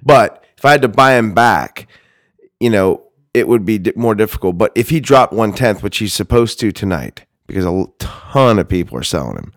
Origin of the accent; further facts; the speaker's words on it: Georgia, United States; moved away; I am from Georgia.